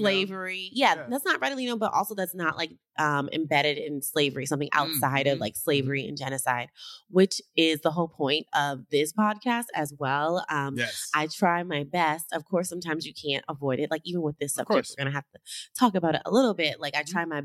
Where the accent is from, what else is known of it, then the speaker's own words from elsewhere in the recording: New York City, New York, United States; I was raised in Harlem